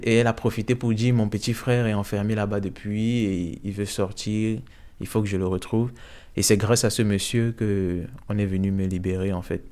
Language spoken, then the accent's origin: French; Cameroon; moved away as an adult; also born or lived in Odessa, Ukraine; now in Brussels, Belgium; je suis originaire du Cameroun